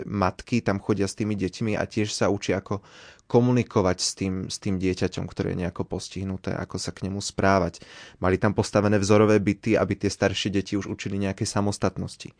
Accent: Martin, Žilina Region, Slovakia; moved away as an adult; also born or lived in Rakovo; now in Banská Bystrica, Slovakia; Pochádzam z Martina, ale študujem momentálne tu v Banskej Bystrici

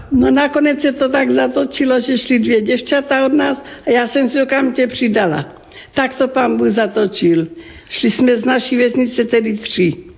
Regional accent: Ratíškovice, South Moravian Region, Czechia; Pocházím z rodiny křesťanské, velmi živá farnost. To byla obec Ratiškovice na Slovácku, okres Hodonín

